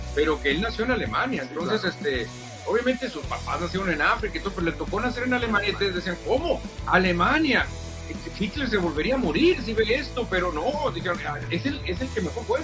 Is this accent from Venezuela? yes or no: no; Mexico